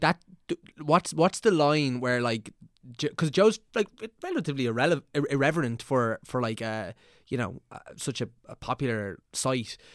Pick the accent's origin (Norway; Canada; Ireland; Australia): Ireland; Meath, Leinster; we're both from Meath